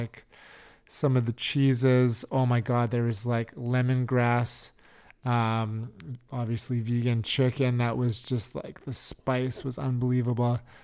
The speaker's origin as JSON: {"language": "English", "town": "Richmond", "region": "British Columbia", "country": "Canada", "tie": "born or raised there", "said": "growing up in Richmond, like, big Asian community"}